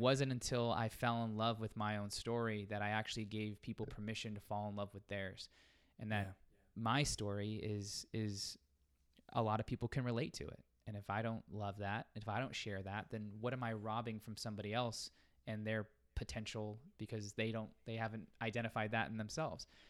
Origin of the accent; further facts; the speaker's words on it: Las Vegas, Nevada, United States; I'm born and raised in Las Vegas, so stayed home